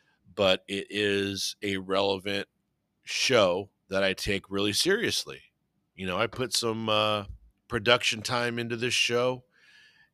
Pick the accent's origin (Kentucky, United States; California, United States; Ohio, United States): California, United States; Whittier; I grew up in Whittier